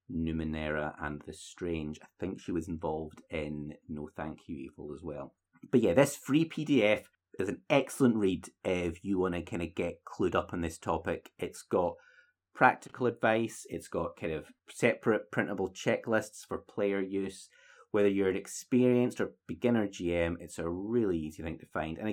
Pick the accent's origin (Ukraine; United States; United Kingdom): United Kingdom; We're so British